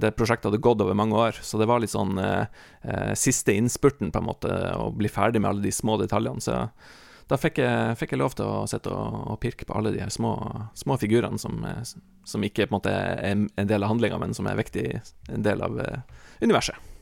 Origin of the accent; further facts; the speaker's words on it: Northern Norway, Norway; der jeg vokste opp, Nord-Norge